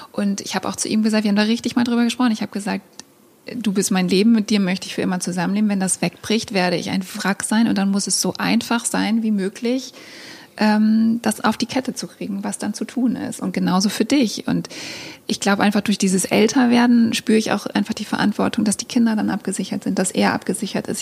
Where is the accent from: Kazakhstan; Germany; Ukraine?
Germany; East Frisia, Lower Saxony; now in Hamburg, Germany; ich bin halt in einem Haus aufgewachsen in Ostfriesland